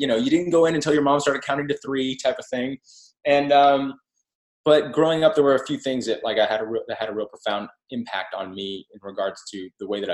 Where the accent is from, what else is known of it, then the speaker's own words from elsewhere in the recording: Texas, United States; as a Texan